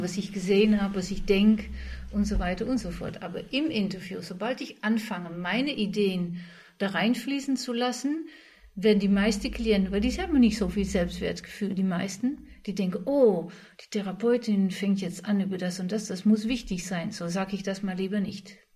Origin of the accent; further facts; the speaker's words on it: Netherlands; ich als Holländer